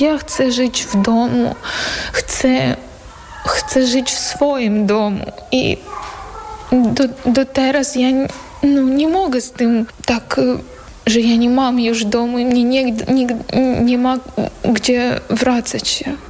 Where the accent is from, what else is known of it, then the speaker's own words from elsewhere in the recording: Bakhmut, Donetsk Oblast, Ukraine; Polish is a second language; moved away as an adult; now in Poland; Jestem z miasta Bachmut. Przyjechałam tutaj do Polski z miasta Bachmut.